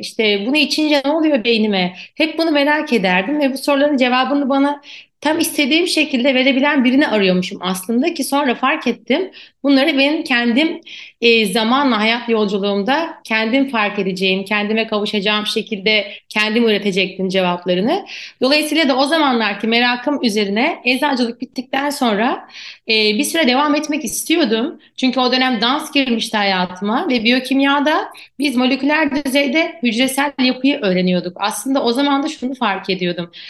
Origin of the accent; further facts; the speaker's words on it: Turkey; also born or lived in Ankara; bizim Türkiye'de özellikle spor yapan çocuklar, ben de aynı şekilde büyüdüm.